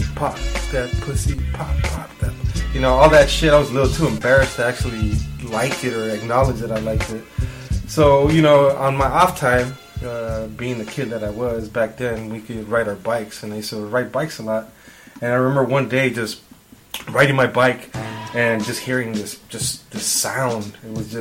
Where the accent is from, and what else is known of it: West Coast, United States; born or raised there; also born or lived in Mexico